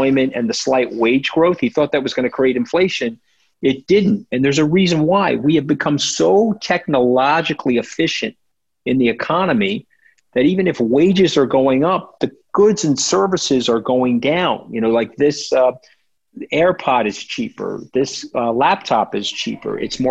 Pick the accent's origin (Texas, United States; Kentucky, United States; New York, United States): New York, United States; I'm a New Yorker